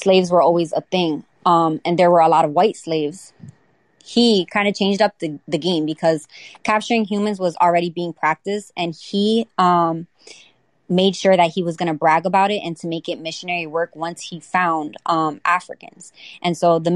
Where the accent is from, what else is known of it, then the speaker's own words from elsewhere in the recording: United States; growing up in America